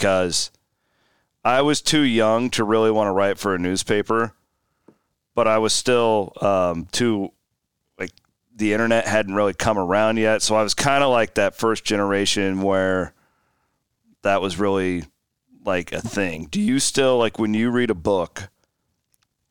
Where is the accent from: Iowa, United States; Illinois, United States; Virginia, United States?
Iowa, United States; Southwest; I grew up in Southwest Iowa